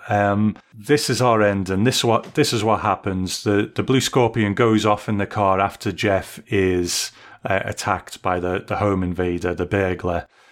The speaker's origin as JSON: {"language": "English", "country": "United Kingdom", "said": "as a Brit"}